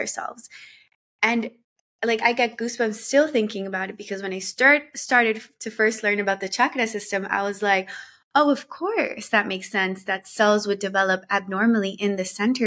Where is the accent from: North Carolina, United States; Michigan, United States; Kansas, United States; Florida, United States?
Florida, United States; Miami; also born or lived in Colombia; my family moved to Miami when I was around 8 years old. So I grew up in Miami